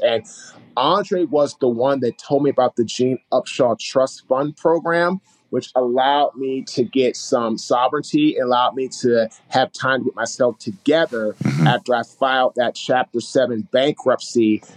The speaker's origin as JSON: {"language": "English", "town": "Washington", "region": "District of Columbia", "country": "United States", "tie": "born or raised there", "said": "we grew up in Washington, D.C., Northeast"}